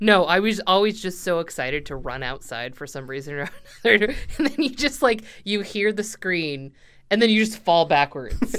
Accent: United States; I'm an American and we do that here.

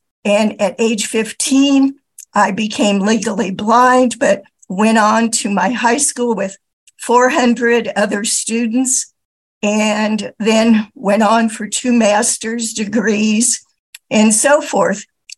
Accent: Indiana, United States; now in Milwaukee, United States; I'm from Milwaukee, Wisconsin, but I grew up in Indiana and living in a very small rural town of about 400 people at age 5, before I ever went to school

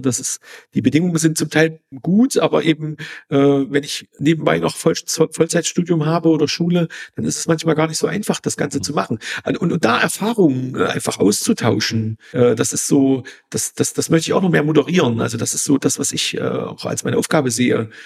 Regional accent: East Germany, Germany; In Ostdeutschland, ich komme aus, aus dem Osten

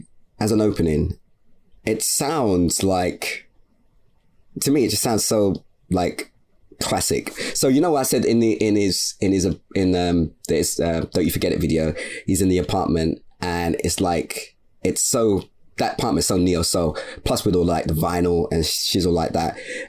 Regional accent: Canada; I'm from Canada, but yeah, you are getting some neo soul shit.

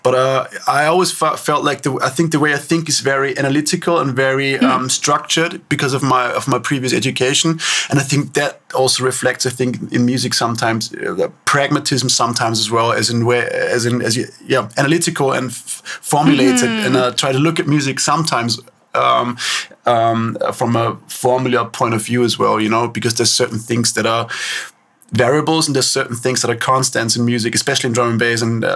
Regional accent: Upper Austria, Austria; also born or lived in Linz / Wels; I grew up there in a town called Al-Hamming. Really small.

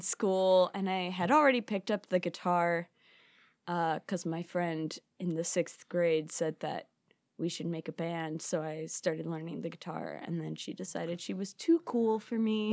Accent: Chicago, Illinois, United States; born and raised in Chicago

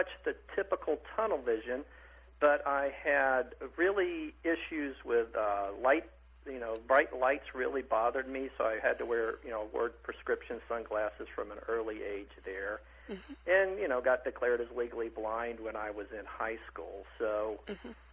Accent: Athens, Tennessee, United States; also born or lived in Etowah, Tennessee; now in Orlando, United States; I was born in Athens, and not Athens, Greece, but Athens, Tennessee

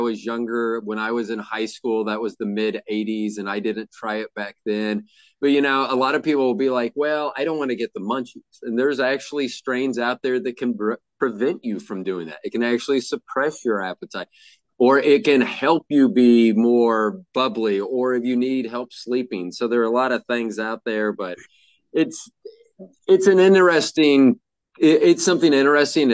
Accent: Kansas City, Missouri, United States; also born or lived in Tampa, Florida; we moved to Kansas City from Florida in 1969

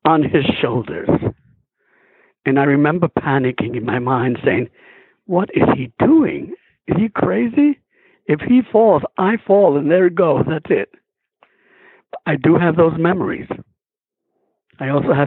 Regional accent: New York City, New York, United States; I came from Harlem, New York, which is basically was on 129th Street

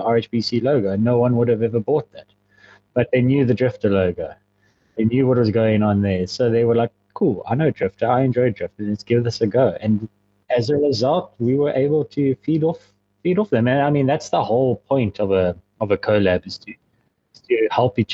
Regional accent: Port Elizabeth, Eastern Cape, South Africa; also born or lived in Ghana; So I was born in Port Elizabeth, South Africa. I've pretty much lived here my whole life.

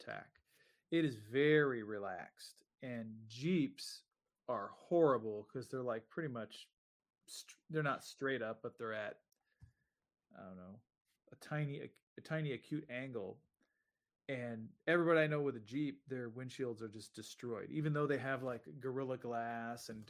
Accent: Nebraska, United States; my home state

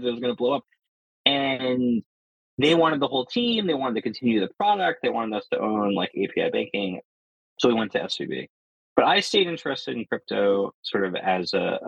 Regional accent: New Jersey, United States; I grew up in New Jersey.

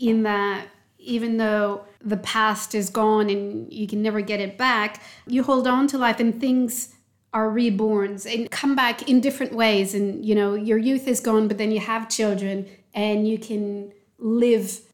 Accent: Montreal, Quebec, Canada; I am French-Canadian. I grew up in Montreal

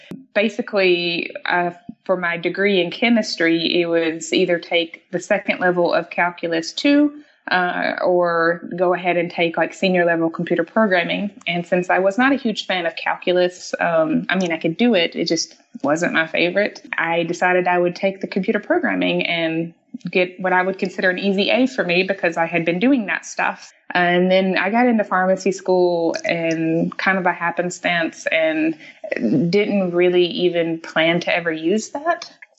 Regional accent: the South, United States; accent: Southern; Oh, and if you can probably tell, I have an accent because I am from the South, so I'm a Southern girl.

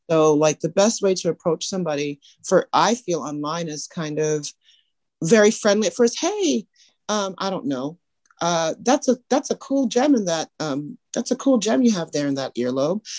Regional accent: Canada; now in Huntsville, United States; I am from Canada. My parents are Trinidadian

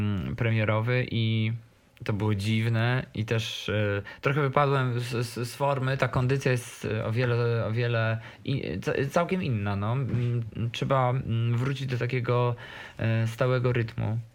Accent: Podkarpacie, Rzeszów, Subcarpathian Voivodeship, Poland; now in Warsaw, Poland; jestem z małej miejscowości i z Podkarpacia i promuję ten region jak mogę

